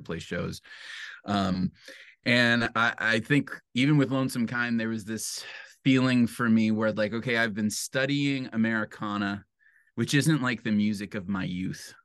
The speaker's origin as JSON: {"language": "English", "town": "Detroit", "region": "Michigan", "country": "United States", "tie": "born or raised there", "lives_now": "Grand Rapids, United States", "said": "I was raised in Metro Detroit, um, in a suburb"}